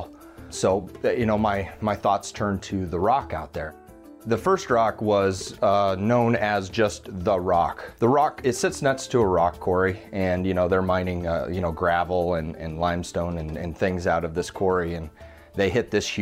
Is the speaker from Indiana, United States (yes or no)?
no; Fontanelle, Iowa, United States; also born or lived in Creston, Iowa; So I was born in Creston, Iowa, and I grew up in the little town of Fontenelle, Iowa, about 600 people.